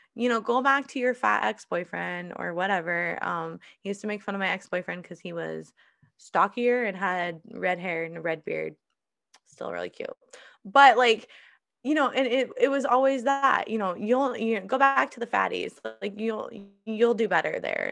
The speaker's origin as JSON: {"language": "English", "region": "Iowa", "country": "United States", "tie": "born or raised there", "moved": "yes", "said": "I'm moving to, back to my home state, back to Iowa"}